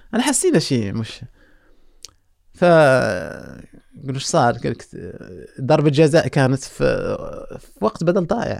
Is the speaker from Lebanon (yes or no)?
no; Morocco; احنا عندنا في المغرب